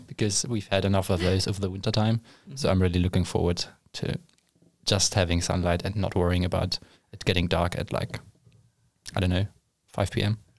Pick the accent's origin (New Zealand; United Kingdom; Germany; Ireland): Germany; moved away as an adult; now in Sweden; I'm originally from Germany